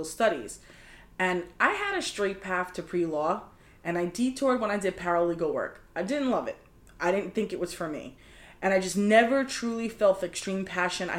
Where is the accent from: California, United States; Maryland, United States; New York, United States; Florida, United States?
New York, United States; New York City; I grew up in New York City